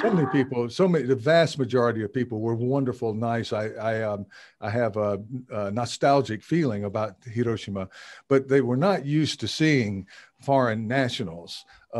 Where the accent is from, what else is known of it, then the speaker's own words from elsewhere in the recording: South Carolina, United States; moved away as an adult; now in Tokyo, Japan; I'm from the American South, which more Inaka, my background, and South Carolina is a smaller state